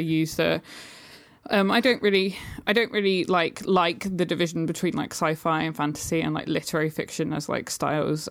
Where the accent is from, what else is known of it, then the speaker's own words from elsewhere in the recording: United Kingdom; You can probably hear I'm British.